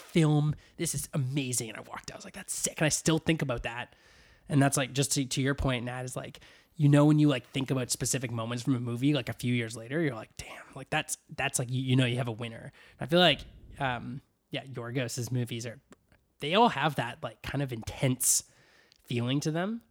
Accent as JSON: {"language": "English", "town": "Vancouver", "region": "British Columbia", "country": "Canada", "tie": "born or raised there", "said": "my hometown"}